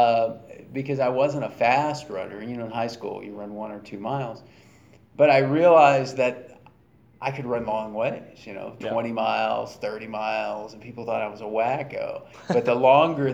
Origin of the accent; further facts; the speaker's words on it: Baton Rouge, Louisiana, United States; I grew up in the Deep South in Baton Rouge, Louisiana